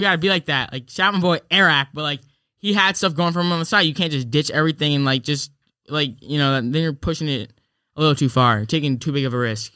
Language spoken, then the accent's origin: English; New York, United States; I'm from New York